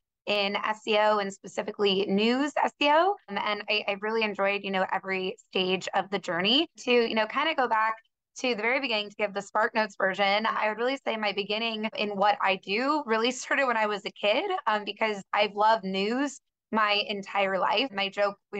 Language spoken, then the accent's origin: English; San Diego, California, United States; also born or lived in Boulder, Colorado / Los Angeles; I'm from San Diego, California originally.